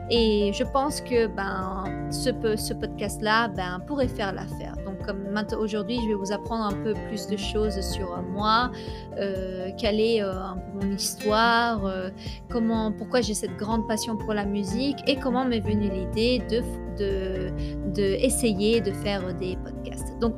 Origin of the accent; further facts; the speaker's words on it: France; also born or lived in Italy; Je suis née en Italie. Mon papa est de Rapallo, qui est une petite ville à côté de Gênes, et ma maman, elle est de Rome. Et j'ai vécu euh, en Italie les quatre premières années de ma vie et ensuite, ben, on a tous déménagé euh, en France.